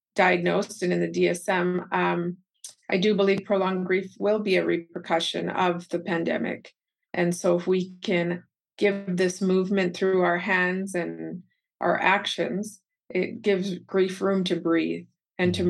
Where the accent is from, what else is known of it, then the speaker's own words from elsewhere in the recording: Calgary, Alberta, Canada; I was born and raised in Calgary, Alberta, Canada, and both of my parents are native Keralites from Kerala, India